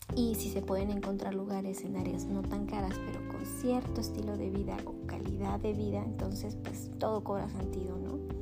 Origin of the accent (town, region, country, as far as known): Mexico